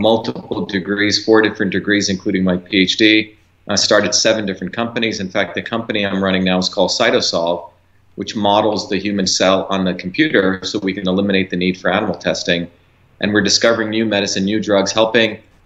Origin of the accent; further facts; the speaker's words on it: Mumbai, Maharashtra, India; also born or lived in small village in South India; now in United States; I originally, like you said, came from India. India, I grew up there in Bombay